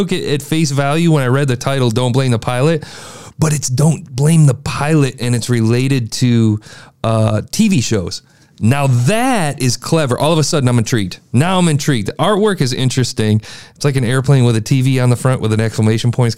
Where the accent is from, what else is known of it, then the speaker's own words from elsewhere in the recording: Midwest, United States; I'm from the Midwest